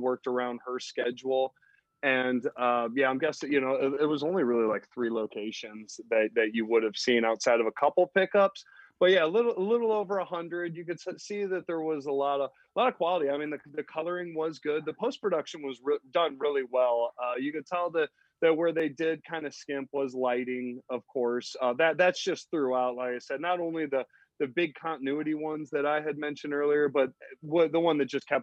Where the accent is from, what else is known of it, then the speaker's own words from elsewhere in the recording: Missouri, United States; we're from Missouri